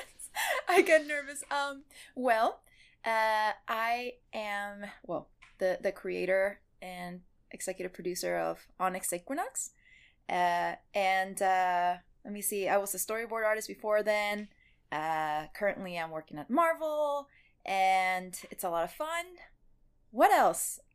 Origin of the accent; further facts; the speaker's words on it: Mexico; moved away; me growing up in Mexico